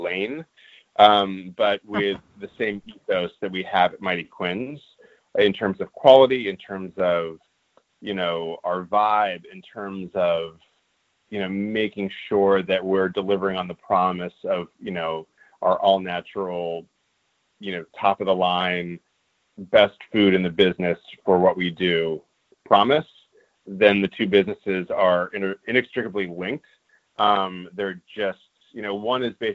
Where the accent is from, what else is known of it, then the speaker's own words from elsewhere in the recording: Los Angeles, California, United States; I grew up in Los Angeles